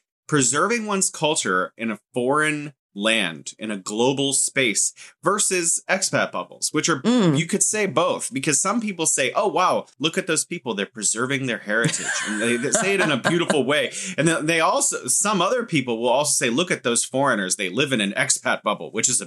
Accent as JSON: {"language": "English", "country": "United States", "said": "as an American"}